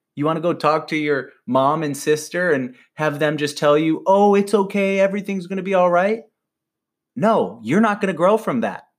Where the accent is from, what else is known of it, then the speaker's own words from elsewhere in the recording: Michigan, United States; now in Carlsbad, United States; growing up in Michigan